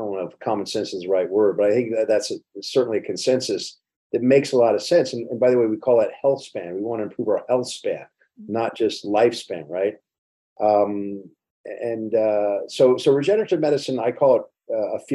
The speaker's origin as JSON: {"language": "English", "town": "Miami", "region": "Florida", "country": "United States", "tie": "born or raised there", "said": "I'm from Coconut Grove, Florida, South Florida. And we had a lot of Jamaican influence there when I was growing up anyway."}